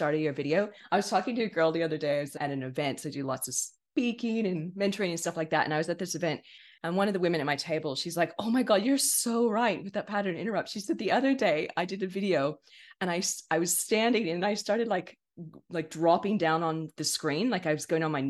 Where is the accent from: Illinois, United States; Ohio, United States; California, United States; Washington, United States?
California, United States; accent: American; moved away as an adult; now in Sydney, Australia; I'm originally from California in the States.